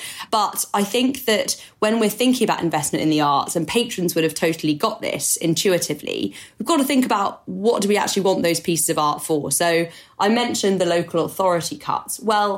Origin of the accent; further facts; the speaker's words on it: France; accent: French; English is a second language; which I'm going to butcher with my French accent